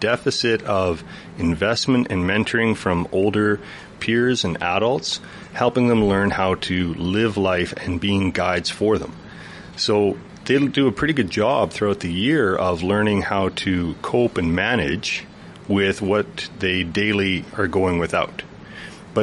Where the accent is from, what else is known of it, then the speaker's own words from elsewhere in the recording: Chetwynd, British Columbia, Canada; moved away as an adult; I grew up a half hour outside of Chetwynd, this side of Chetwynd